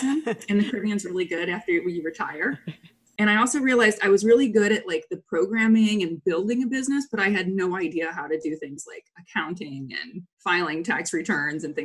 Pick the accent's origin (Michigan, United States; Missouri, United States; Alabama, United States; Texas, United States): Missouri, United States; St. Louis; moved away as an adult; I grew up in suburban St. Louis in a very, like one of those counties where everything is the same. Loved living there and grew up there until I was 18.